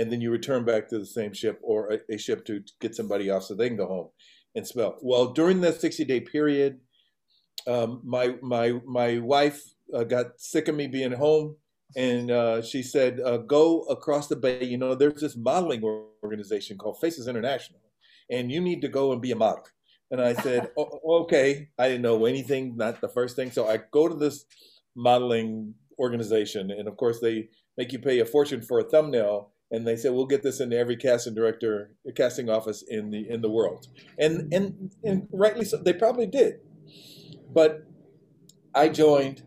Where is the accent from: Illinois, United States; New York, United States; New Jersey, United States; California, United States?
California, United States; Los Angeles; I was born and raised in Los Angeles, this little town